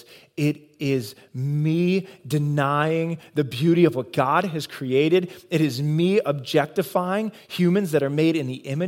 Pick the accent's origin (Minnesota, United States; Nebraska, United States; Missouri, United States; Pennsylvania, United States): Nebraska, United States; moved away as an adult; also born or lived in Iowa; I'm born and bred in Nebraska